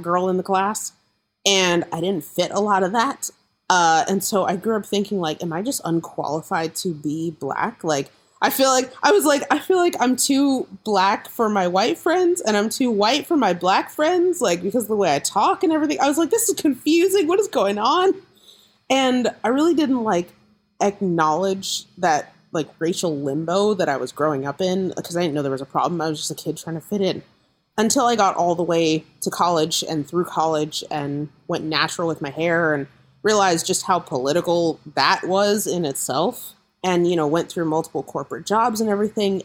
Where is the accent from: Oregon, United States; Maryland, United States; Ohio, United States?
Oregon, United States; Corvallis; I grew up in Corvallis, Oregon